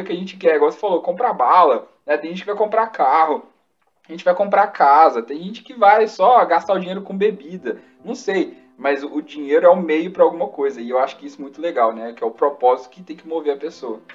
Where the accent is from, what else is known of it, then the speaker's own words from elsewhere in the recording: Minas Gerais, Brazil; a gente é mineiro